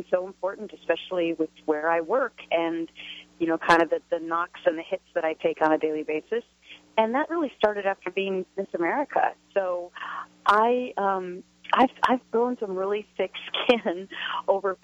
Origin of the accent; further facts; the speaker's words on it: Minnesota, United States; moved away; I grew up in Minnesota